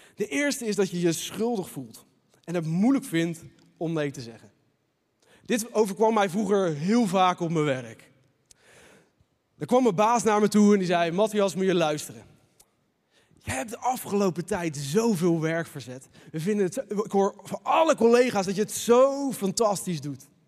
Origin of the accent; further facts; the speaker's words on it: Leiden, South Holland, Netherlands; Als echte Leidenaar